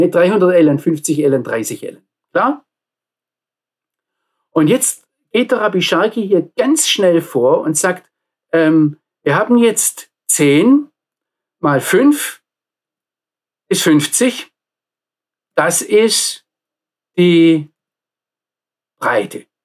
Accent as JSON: {"language": "German", "region": "Baden-Württemberg", "country": "Germany", "said": "Ich komme aus dem Nordschwarzwald. Wir hatten dort viele, viele Hügel und auf jedem Hügel ein Freizeitheim"}